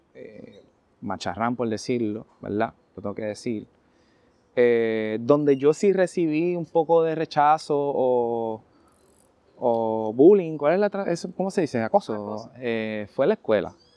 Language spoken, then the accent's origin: Spanish; San Juan, Puerto Rico; also born or lived in Barrio Obrero; soy de Cangrejo, de aquí de Santurce